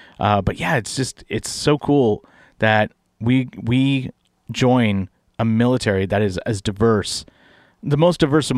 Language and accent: English; San Francisco Bay Area, California, United States; I grew up in the San Francisco Bay Area, so it was a melting pot